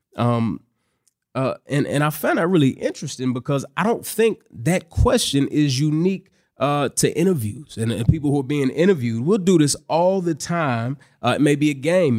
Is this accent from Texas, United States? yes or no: yes; Dallas, Texas, United States; moved away; I grew up in Dallas, Texas. That's where I currently live. I just moved back to Dallas about a year ago